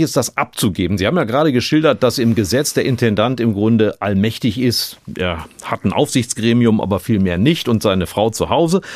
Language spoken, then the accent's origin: German; North Rhine-Westphalia, Germany; Ich komme aus Nordrhein-Westfalen